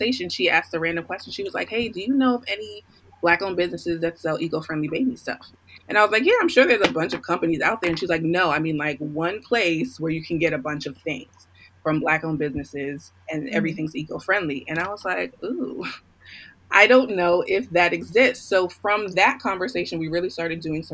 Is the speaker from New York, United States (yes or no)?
yes; New York City, New York, United States; I was born and raised in Queens, New York.